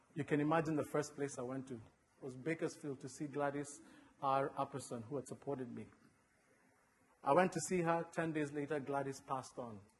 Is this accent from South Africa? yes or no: no; Kenya; now in United States; I was born and raised in Kenya